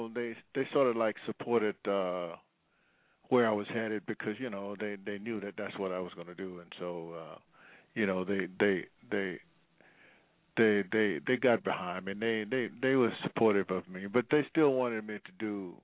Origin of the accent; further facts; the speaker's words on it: Vicksburg, Mississippi, United States; now in Los Angeles, United States; until I moved from Vicksburg, Mississippi, to Los Angeles, California.